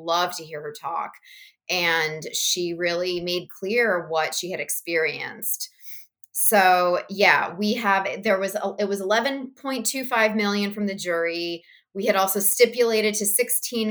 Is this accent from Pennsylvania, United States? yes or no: no; Princeton, New Jersey, United States; I grew up in and around Princeton, New Jersey